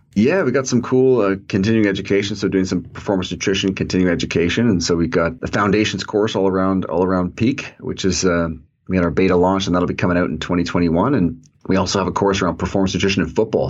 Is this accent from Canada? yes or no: yes; Toronto, Ontario, Canada; I grew up in Toronto